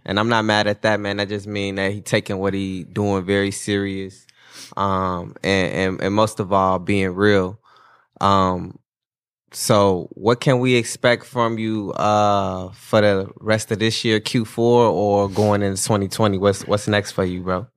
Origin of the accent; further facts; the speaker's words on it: Gary, Indiana, United States; I'm not from Indianapolis. I'm just from Gary, but from Indiana